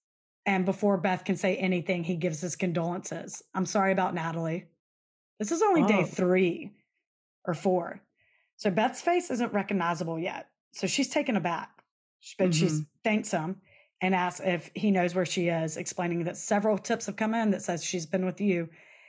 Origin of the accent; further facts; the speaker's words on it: the South, United States; Y'all, we're from the South. It's just, we have weird names.